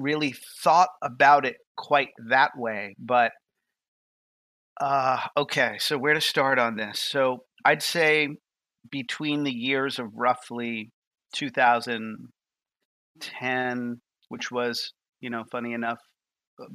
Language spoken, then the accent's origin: English; New York, United States; moved away as an adult; also born or lived in Boston; now in Nashville, United States; I'm from New York. I'm a Northeasterner